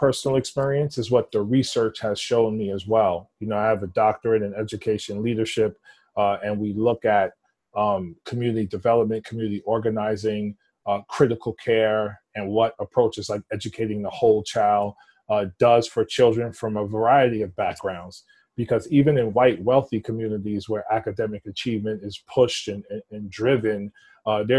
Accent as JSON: {"language": "English", "town": "New York City", "region": "New York", "country": "United States", "tie": "born or raised there", "said": "I was born and raised in the Upper East Side, East Harlem section of Manhattan"}